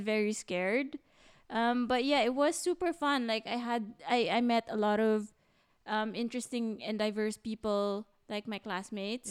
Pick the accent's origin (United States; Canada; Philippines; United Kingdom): Philippines; moved away as an adult; now in Berlin, Germany; a Filipino